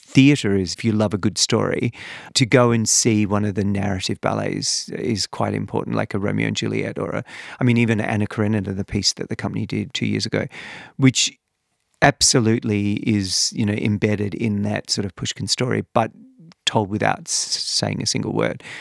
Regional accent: Perth, Western Australia, Australia; I grew up in Perth

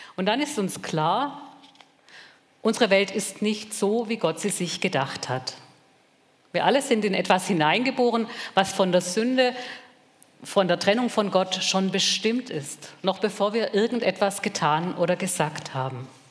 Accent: Germany

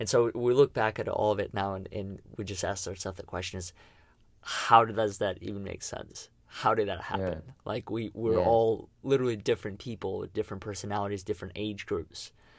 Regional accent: Russia; English is a second language; moved away; when I came here from Russia, because the language was different and the culture was different, it was in a way I had to figure out that part.

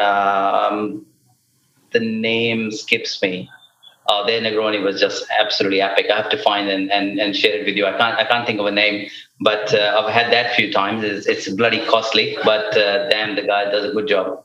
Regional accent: India; when it comes to music and sports, I am very Indian

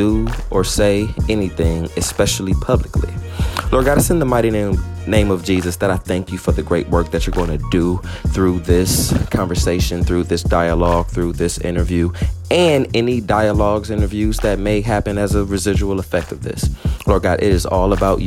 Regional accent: Los Angeles, California, United States; I'm from LA, born and raised, South Central

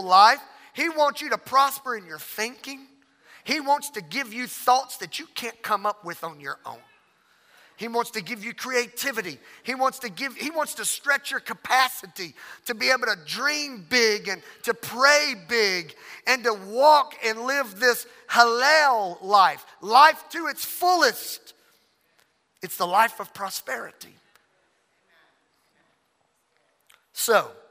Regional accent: Louisiana, United States; I'm from Louisiana.

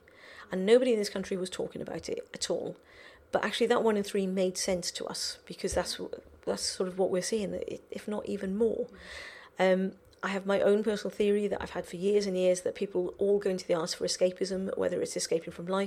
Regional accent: Welsh, Wales, United Kingdom; I'm Welsh

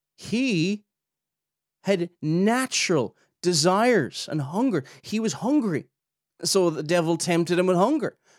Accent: Ireland; we're like in, you know, in the British Isles, it's, you know, we're from the Republic of Ireland

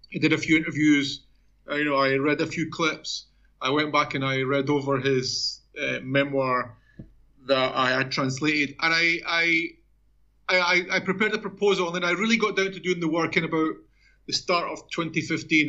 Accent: Edinburgh, Scotland, United Kingdom; moved away as an adult; also born or lived in Mexico; now in Brazil; I'm a Scotsman. Obviously, I was born in Edinburgh.

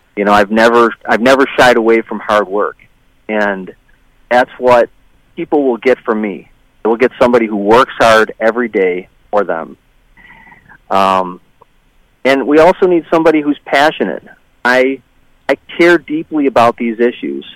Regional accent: Tonawanda, New York, United States; also born or lived in Michigan / Montana; now in Westfield, United States; I grew up in Erie County in Tonawanda, and uh, I've lived a bunch of different places in my life

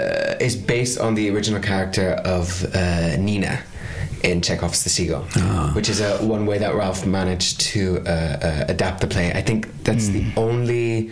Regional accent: Belgium; moved away as an adult; also born or lived in Dublin, Ireland; now in Rotterdam, Netherlands; I was born and raised in Belgium

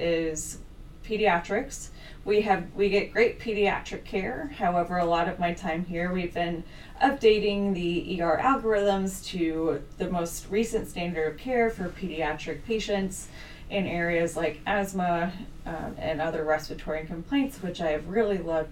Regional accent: Midwest, United States; also born or lived in Boston / Minnesota / Indianapolis; I am from the Midwest, born and raised with little forays in Boston as well as Minnesota

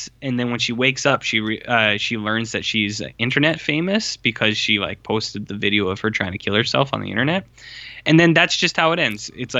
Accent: Louisiana, United States; born there; Yeah, Nolans from the Bayou. I was born in the Bayou.

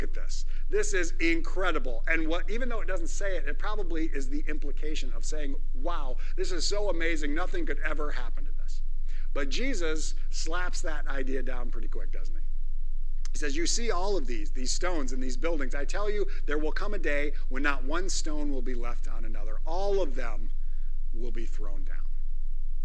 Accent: Northwest Iowa, United States; I am a farm kid. I am a small town Iowa boy, born and raised

